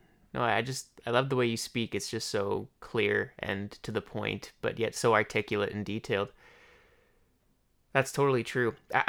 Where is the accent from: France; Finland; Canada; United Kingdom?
Canada; Leduc, Alberta; also born or lived in Edmonton; I like to embrace where I come from, like Leduc, Alberta. I was born in Edmonton, but I've lived my whole life in Leduc.